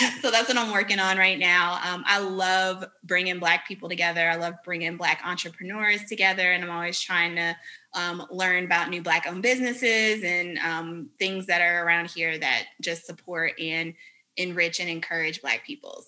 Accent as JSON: {"language": "English", "town": "Richmond", "region": "Virginia", "country": "United States", "tie": "born or raised there", "also_born_or_lived": "Vermont / Japan", "moved": "as an adult", "lives_now": "North Carolina, United States", "said": "I am originally from Richmond, Virginia, so not too far away. uh, I grew up in Virginia"}